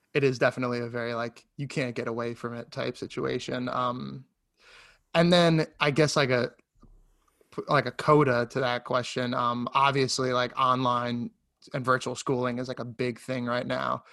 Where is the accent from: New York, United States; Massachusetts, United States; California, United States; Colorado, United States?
New York, United States; I grew up here in New York